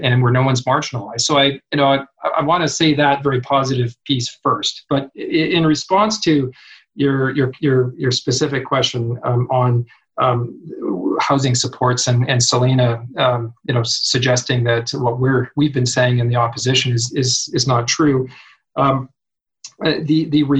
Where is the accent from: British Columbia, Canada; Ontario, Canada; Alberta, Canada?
British Columbia, Canada; Kamloops; Kamloops, my hometown